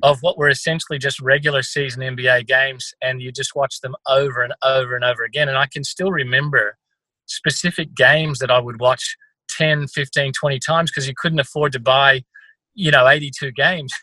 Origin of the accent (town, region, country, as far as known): country Victoria, Australia; born or raised there; also born or lived in California, United States